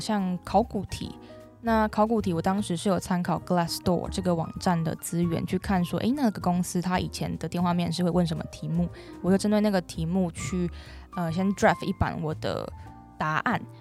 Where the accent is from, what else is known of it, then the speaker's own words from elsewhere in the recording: Taiwan; moved away as an adult; also born or lived in Manchester, United Kingdom; 我未来如果回来台湾